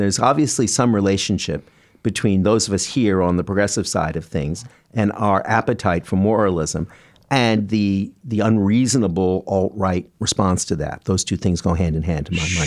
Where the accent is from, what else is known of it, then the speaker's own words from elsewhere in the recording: Canada; now in New York, United States; I'm a Canadian who came to New York